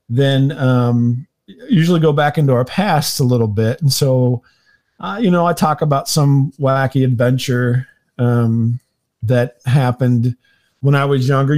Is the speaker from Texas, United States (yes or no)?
no; St. Louis, Missouri, United States; I'm from the St. Louis area, St. Louis, Missouri